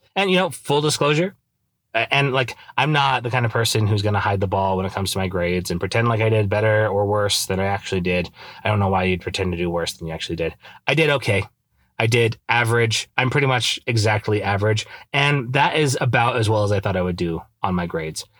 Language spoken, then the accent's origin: English; Idaho, United States; moved away as an adult; now in Utah, United States; I grew up in Idaho